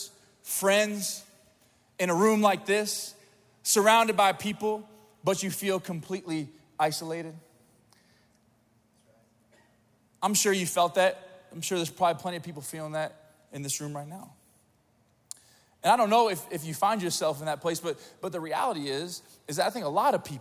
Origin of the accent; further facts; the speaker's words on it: Springfield, Missouri, United States; I'm from Springfield, Missouri, not a lot to do there